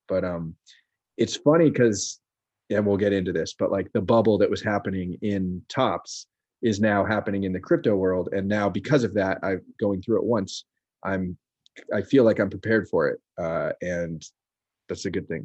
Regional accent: Marin County, California, United States; also born or lived in San Francisco, California; now in Brooklyn, New York, United States; grew up in Marin County in a very creative household.

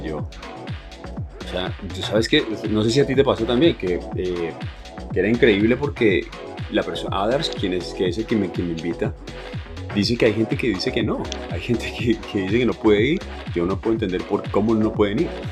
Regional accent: Colombia; nosotros venimos de Colombia

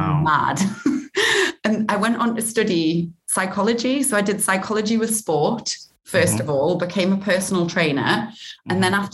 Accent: Newcastle upon Tyne, North East England, United Kingdom; accent: Geordie; moved away as an adult; also born or lived in South Africa / Australia / Amsterdam; now in Los Angeles, United States; I grew up in Newcastle

